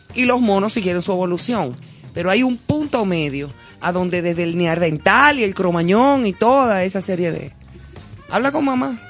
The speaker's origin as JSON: {"language": "Spanish", "town": "Santo Domingo", "region": "Distrito Nacional", "country": "Dominican Republic", "tie": "born or raised there", "also_born_or_lived": "Madrid", "said": "crecí y me crié en Gascue."}